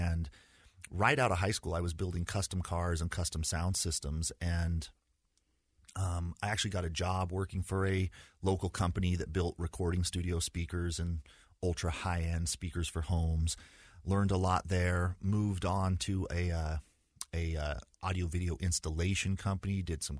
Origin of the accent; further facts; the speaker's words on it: Provo, Utah, United States; So I was born in Provo and went to high school, or excuse me, started with kindergarten when I met Heather for the first time. So we grew up in kind of the same neighborhood. I had a pretty stereotypical Utah upbringing